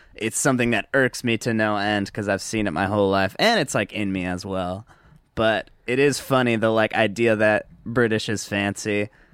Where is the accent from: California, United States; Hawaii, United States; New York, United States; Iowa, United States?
California, United States; Southern; I was from Southern California